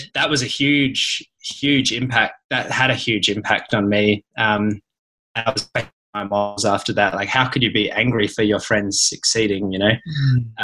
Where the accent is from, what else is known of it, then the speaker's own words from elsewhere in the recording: Tom Price, Western Australia, Australia; also born or lived in Perth; I'm from an even smaller place than Perth. I was born up in Tom Price, which is a tiny town in the north